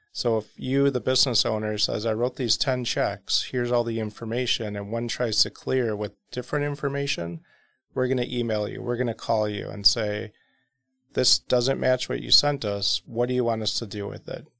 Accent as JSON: {"language": "English", "town": "South Milwaukee", "region": "Wisconsin", "country": "United States", "tie": "born or raised there", "said": "South Milwaukee"}